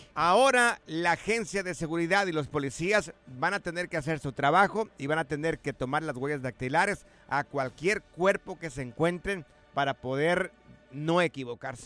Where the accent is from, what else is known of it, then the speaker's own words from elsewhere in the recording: Guadalajara, Jalisco, Mexico; moved away; Guanatos, mi tierra querida